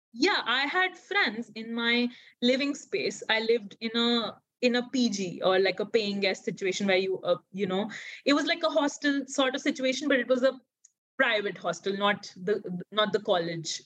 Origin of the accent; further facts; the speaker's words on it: Odisha, India; English is a second language; at home I spoke Hindi and Odia because I came from Odisha